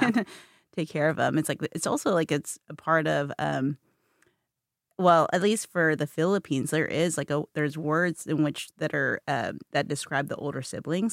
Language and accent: English; Kentucky, United States; a proud Filipina Kentuckian